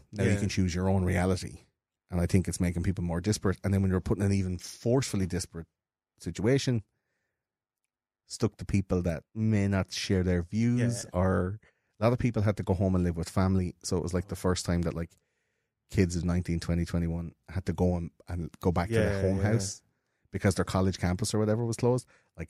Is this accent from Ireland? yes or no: yes; Leinster, Ireland; growing up in Offaly for you and in Wexford for me, like, that's a fucking...